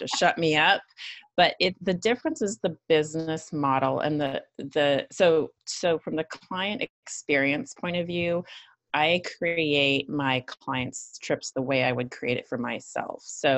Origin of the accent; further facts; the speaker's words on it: Northern Canada, Canada; moved away as an adult; also born or lived in Italy / Stockholm / Milan; So I guess I'm originally Canadian. I grew up in Northern Canada, and then I left home